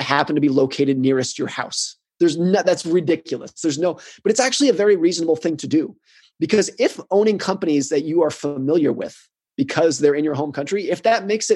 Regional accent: United States; I grew up in the United States. I live in the United States

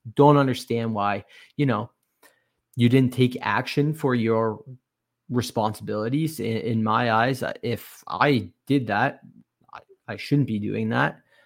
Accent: Canada; growing up in Canada here

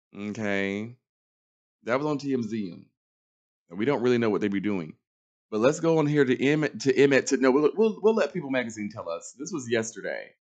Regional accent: Charlotte, North Carolina, United States; moved away; I'm from Charlotte, knew nobody

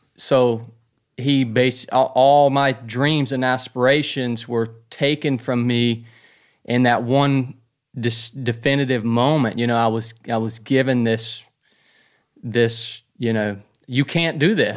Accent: North Georgia, United States; born and raised in North Georgia

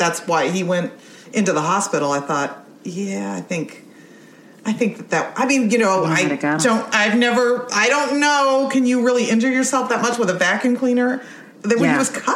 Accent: Youngstown, Ohio, United States; I grew up in Youngstown

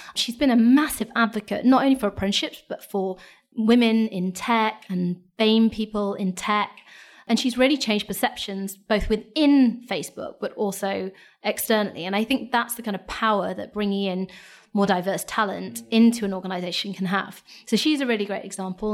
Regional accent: Lincolnshire, East Midlands, United Kingdom; I'm from Lincolnshire. I grew up in Lincolnshire, went to a state school

